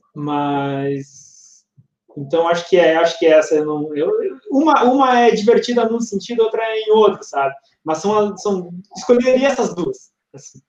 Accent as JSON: {"language": "Portuguese", "region": "north of Rio Grande do Sul", "country": "Brazil", "said": "Eu sou lá do norte do estado do Rio Grande do Sul, colonização italiana."}